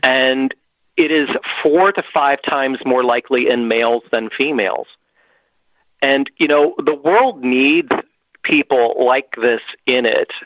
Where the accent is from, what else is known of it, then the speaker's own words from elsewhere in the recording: Pennsylvania, United States; I have yet to break out of Pennsylvania, which is my home state